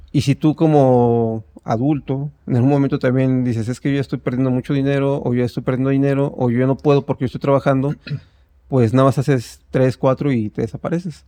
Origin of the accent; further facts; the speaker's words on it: State of Mexico, Mexico; yo soy del Estado de México